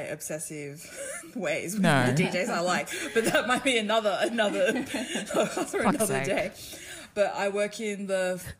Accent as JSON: {"language": "English", "town": "Sydney", "region": "New South Wales", "country": "Australia", "tie": "born or raised there", "said": "not only was I born at Westmead Hospital, we're getting very specific here, but I was also raised in Parramatta and Penrith, which I feel like definite Western Sydney."}